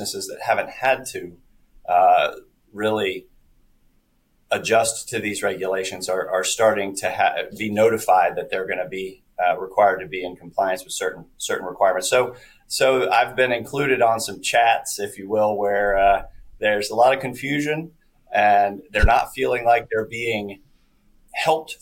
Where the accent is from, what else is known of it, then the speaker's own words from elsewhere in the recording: Lexington, United States; my hometown of Lexington